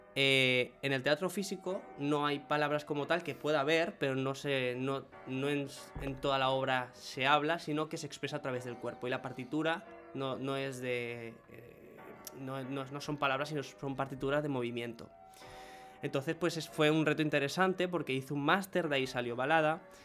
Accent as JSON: {"language": "Spanish", "country": "Venezuela", "tie": "born or raised there", "moved": "yes", "said": "dije, Venezuela."}